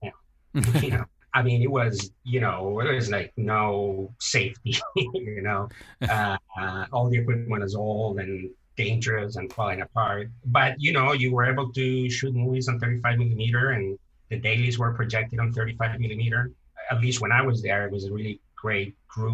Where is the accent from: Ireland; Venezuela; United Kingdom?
Venezuela; moved away as an adult; also born or lived in Canada / Miami, United States; I'm from Venezuela